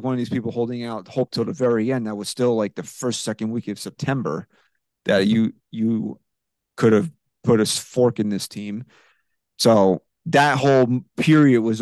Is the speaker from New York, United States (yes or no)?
yes; New York, United States; as a New Yorker